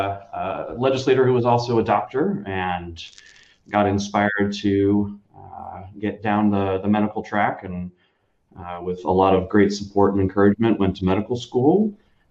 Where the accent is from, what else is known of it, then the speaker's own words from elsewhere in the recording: Southern Oregon, United States; I grew up in Southern Oregon